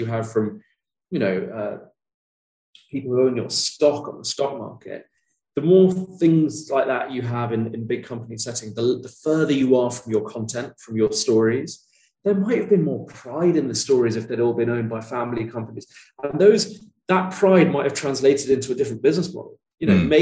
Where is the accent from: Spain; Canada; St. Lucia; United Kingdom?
United Kingdom; Sussex, South East England; the tiny town where I grew up in Sussex